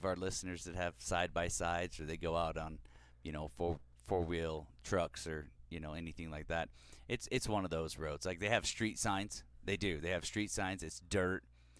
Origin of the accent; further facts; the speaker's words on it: California, United States; When we grew up in California, I thought the same thing.